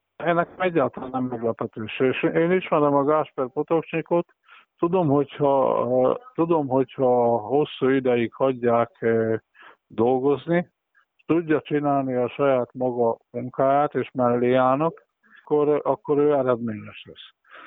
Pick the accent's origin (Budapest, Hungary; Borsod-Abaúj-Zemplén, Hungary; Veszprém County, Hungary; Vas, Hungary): Vas, Hungary; Western Transdanubia, Körmend, Szombathely; nyugat dunántuliként meg körmendiként, szombathelyiként